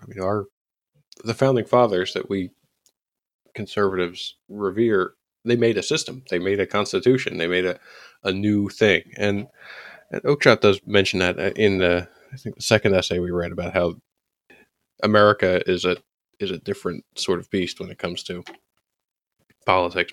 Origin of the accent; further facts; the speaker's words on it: United States; as an American conservative